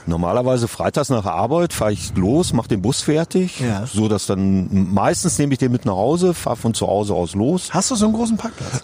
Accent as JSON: {"language": "German", "town": "Davensberg", "region": "North Rhine-Westphalia", "country": "Germany", "said": "Wir beide kommen aus Davensberg im schönen Münsterland"}